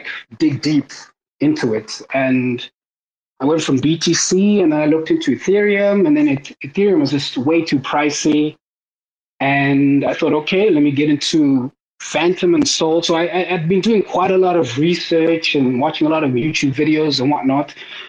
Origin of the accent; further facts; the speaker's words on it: South Africa; moved away; also born or lived in Cape Town; So I actually moved back to South Africa. I'm actually South African